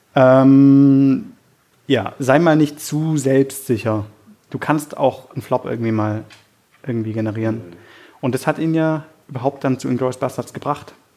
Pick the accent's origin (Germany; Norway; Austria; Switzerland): Germany; wir als Deutsche